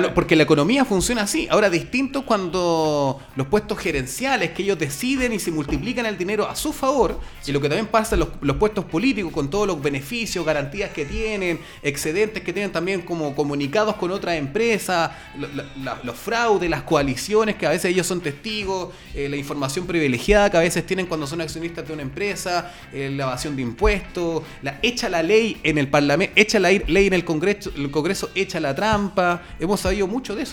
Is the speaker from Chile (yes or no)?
yes; Santiago, Santiago Metropolitan Region, Chile; Somos santiaguinos